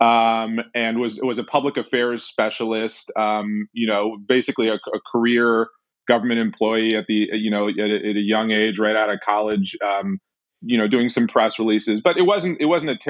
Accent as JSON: {"language": "English", "town": "Washington", "region": "District of Columbia", "country": "United States", "tie": "born or raised there", "said": "I was born in Washington, D.C., and I grew up in Washington, D.C."}